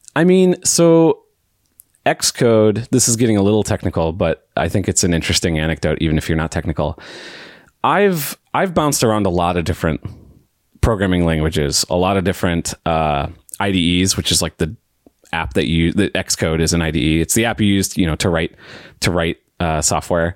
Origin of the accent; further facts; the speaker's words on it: St. Louis, Missouri, United States; I'm from Saint Louis, Missouri, uh, right smack dab in the middle of the U S